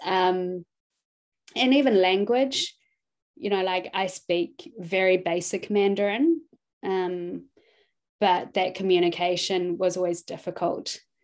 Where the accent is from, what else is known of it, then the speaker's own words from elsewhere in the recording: New Zealand; also born or lived in Hong Kong; I was born in Hong Kong um, and we moved to New Zealand when I was about two years old